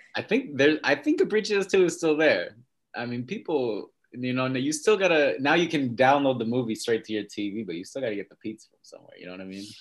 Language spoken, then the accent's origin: English; upstate New York, United States; also born or lived in Westchester, New York; now in New York City, United States; I'm from New York. Mm-hmm. Um, born in, well, not really, from upstate New York. Lived in Westchester a little bit and then in rural upstate New York